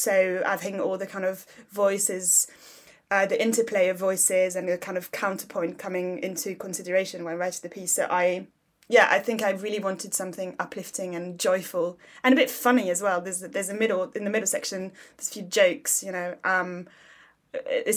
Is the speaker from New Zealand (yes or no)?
no; Paris, Île-de-France, France; also born or lived in South London; now in London, United Kingdom; I grew up in Paris, but I now live in South London